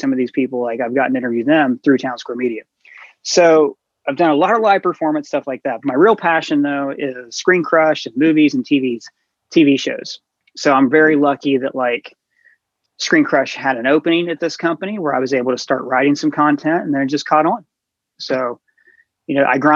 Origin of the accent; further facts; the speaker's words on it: Ohio, United States; moved away as an adult; now in New York, United States; I grew up in a small town. I think it was beyond my wildest dreams to even think that I would live in New York, you know, like I grew up in Ohio